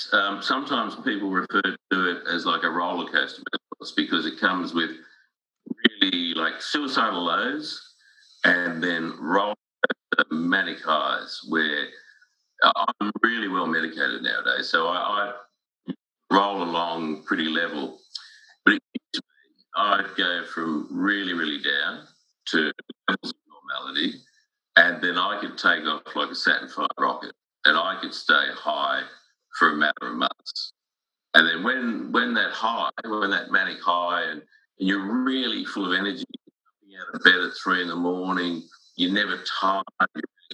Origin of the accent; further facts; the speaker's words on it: Sydney, New South Wales, Australia; School was good, and it was really interesting because I lived in a suburb called Strathfield, which was reasonably upmarket